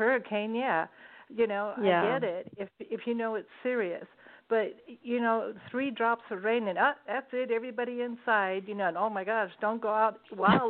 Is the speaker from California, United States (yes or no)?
yes; Los Angeles, California, United States; when I was a kid growing up in East L.A.